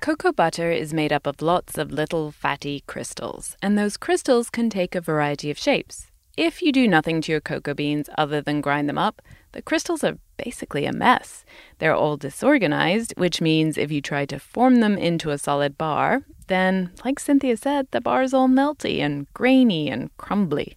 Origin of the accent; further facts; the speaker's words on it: United Kingdom; As a Brit